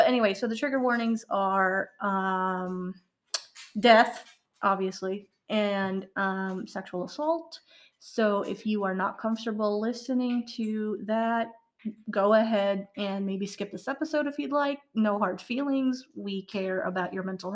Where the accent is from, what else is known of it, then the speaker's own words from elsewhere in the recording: Chicago, Illinois, United States; now in Indiana, United States; I'm also from Chicago